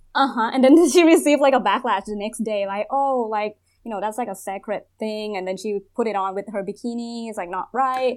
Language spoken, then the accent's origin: English; Thailand; born or raised there; English is a second language